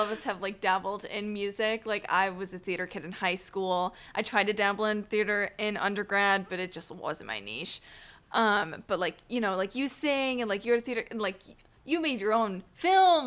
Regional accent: outside of Syracuse, New York, United States; I was raised outside of Syracuse.

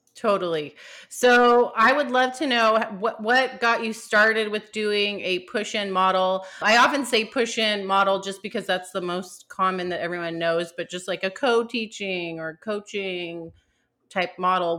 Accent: California, United States; I'm from California too

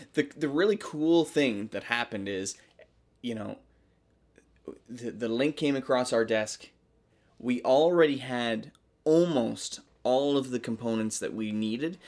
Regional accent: Canada; I am a Canadian.

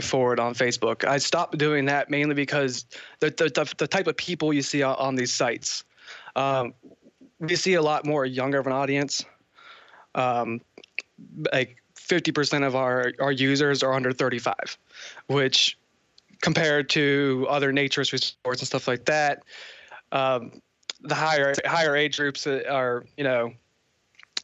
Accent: Northern Virginia, United States; I'm from Northern Virginia, near D.C.

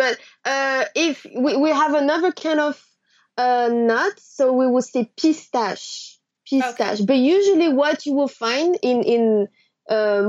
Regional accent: near Lyon, Auvergne-Rhône-Alpes, France; English is a second language; I grew up near Lyon. So south of France.

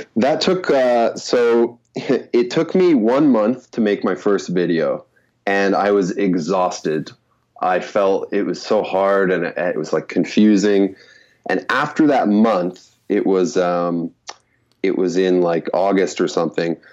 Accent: Canada; moved away as an adult; also born or lived in Korea; growing up in Canada because we have to learn French

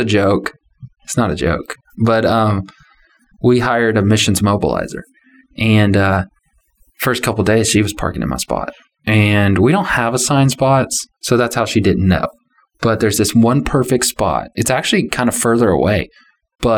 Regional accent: Texas, United States; I'm from Texas.

